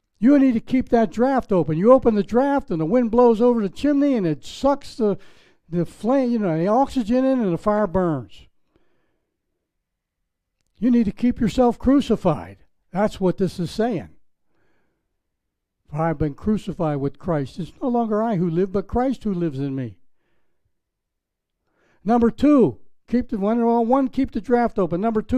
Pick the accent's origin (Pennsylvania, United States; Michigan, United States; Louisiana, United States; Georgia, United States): Pennsylvania, United States; Pittsburgh; moved away; also born or lived in Palm Beach, Florida; I was from Pittsburgh, Pennsylvania